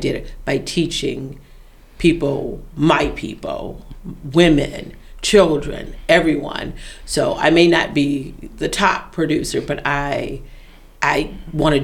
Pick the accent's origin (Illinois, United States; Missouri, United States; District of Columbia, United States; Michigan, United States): Michigan, United States; Detroit; I'm from Detroit